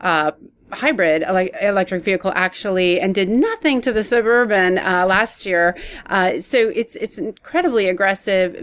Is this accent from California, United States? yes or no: yes; Palo Alto, California, United States; moved away as an adult; also born or lived in Texas; now in Austin, United States; I grew up in Palo Alto